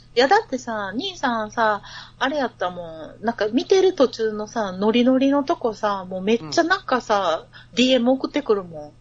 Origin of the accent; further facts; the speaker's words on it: Kansai, Japan; 関西人やから